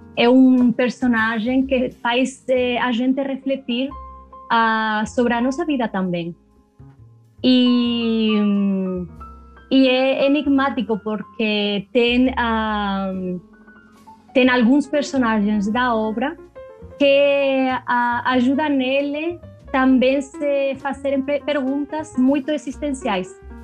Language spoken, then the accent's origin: Portuguese; Region of Murcia, Spain; Portuguese is a second language; moved away; eu sou de uma região do sul da Espanha, chamada Múrcia